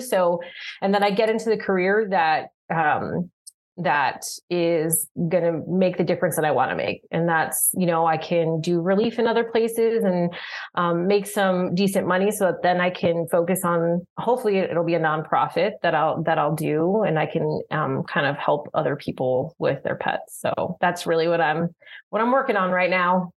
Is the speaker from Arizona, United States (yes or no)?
yes; Tucson, Arizona, United States; moved away; I'm born and raised in Tucson